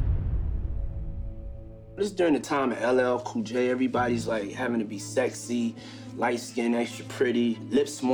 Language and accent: English; New York City, New York, United States; I was from Harlem